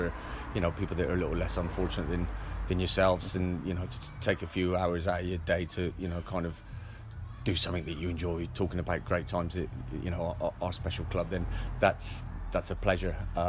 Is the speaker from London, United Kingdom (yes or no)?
no; Bristol, South West England, United Kingdom; moved away; I grew up in Bristol.